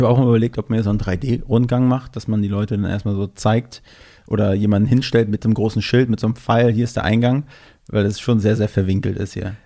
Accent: Mecklenburg-Vorpommern, Germany; moved away; ich komme ja ursprünglich aus MacPom

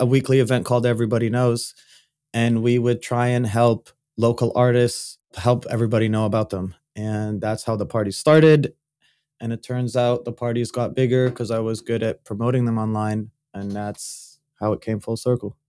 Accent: Saudi Arabia; I grew up in Saudi Arabia

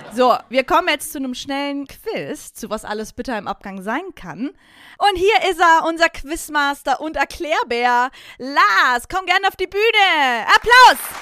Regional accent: Vorarlberg, Austria; moved away as an adult; also born or lived in Hamburg; now in Germany; Und natürlich immer noch Vorarlbergerin, so steht's im Papier

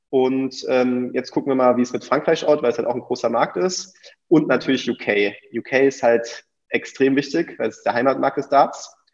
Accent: Belgium; die Holländer, ich bin, bin Belgier bin ich ein Fan.

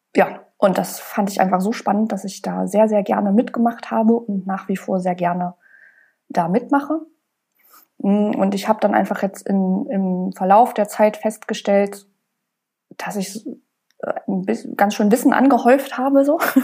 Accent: Leipzig, Saxony, Germany; ich komme ja aus Leipzig und ich wollte auch unbedingt hier bleiben

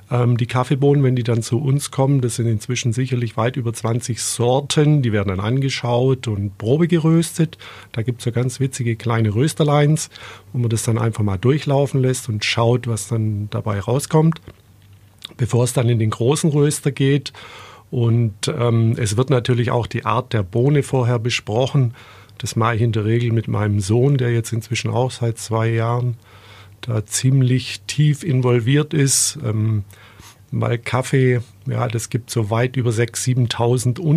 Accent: Biberach, Baden-Württemberg, Germany; also ich bin in Biberach aufgewachsen und bin dann nach der Schule, weil mir das alles ein bisschen klein und beengt davor gekommen ist, dann in die große weite Welt raus und bin jahrelang zur See gefahren.

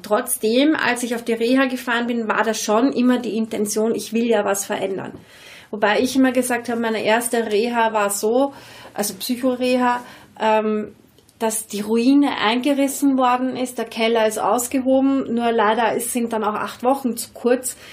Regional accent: Vienna, Austria; accent: Viennese; ich rede sehr wienerisch

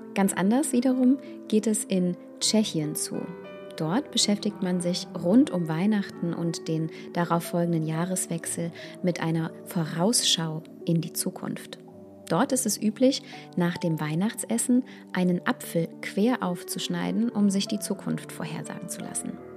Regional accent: Germany; bei uns in Deutschland

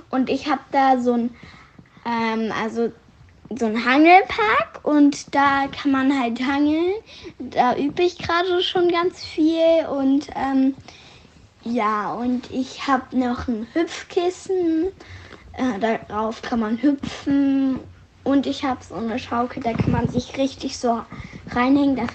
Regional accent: Frankfurt, Hesse, Germany; Aber ich komme auch eigentlich aus Frankfurt. Ich bin Frankfurterin, weil ich wurde in Frankfurt geboren.

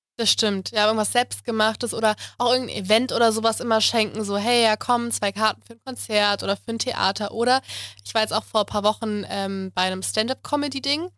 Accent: Munich, Bavaria, Germany; Ich komme aus München

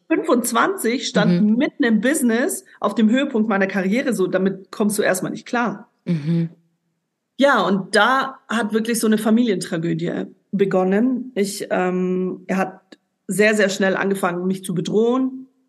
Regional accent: Ulm, Baden-Württemberg, Germany; moved away as an adult; also born or lived in Lebanon; nach Ulm, also in meine Heimat damals. Ich bin ja dann weggezogen in dem Jahr

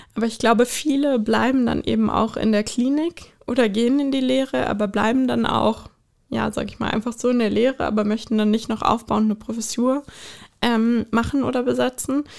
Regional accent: Bonn, North Rhine-Westphalia, Germany; also born or lived in United States; now in Berlin, Germany; ich bin, äh, ursprünglich in Bonn geboren.

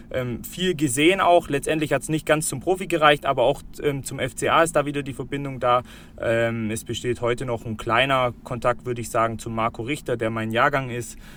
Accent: Bavaria, Germany; auch dadurch, dass ich äh, aus Schwaben komme, wir Augsburger ähm, sind Schwaben in dem Fall. Äh, ich komme jetzt nicht direkt aus Augsburg, aber aus der Region

